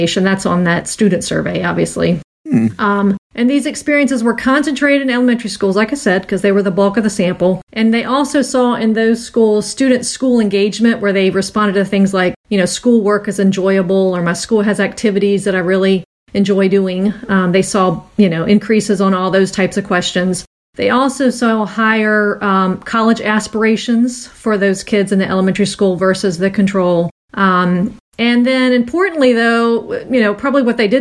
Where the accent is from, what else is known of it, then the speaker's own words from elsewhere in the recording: Virginia, United States; my home state